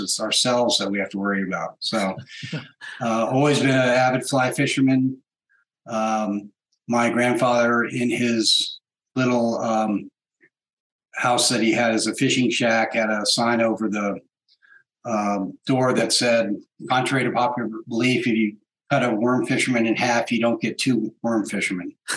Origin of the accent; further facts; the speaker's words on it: New England, United States; moved away; also born or lived in Washington, D.C.; growing up in New England area.